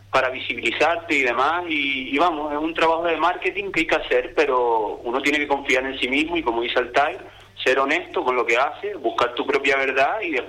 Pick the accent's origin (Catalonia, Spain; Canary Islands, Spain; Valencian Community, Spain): Canary Islands, Spain; uno como canario